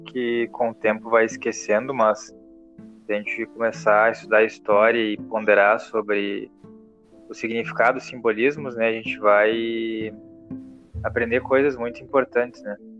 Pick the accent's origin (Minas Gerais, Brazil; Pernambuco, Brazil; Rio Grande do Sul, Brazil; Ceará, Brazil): Rio Grande do Sul, Brazil; Porto Alegre; also born or lived in João Pessoa; nós somos de Porto Alegre